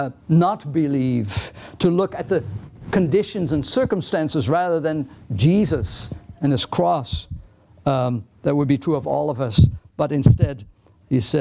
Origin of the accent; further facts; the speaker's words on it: Netherlands; English is a second language; now in United States; I'm Dutch.